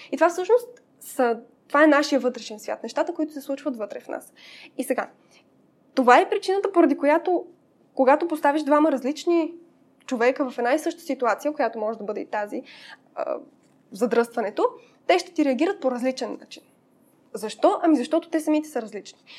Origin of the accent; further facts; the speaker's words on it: Pazardzhik, Pazardzhik Province, Bulgaria; moved away as an adult; now in Sofia, Bulgaria; Аз съм от Пазарджик и до 18 годишна си живеех там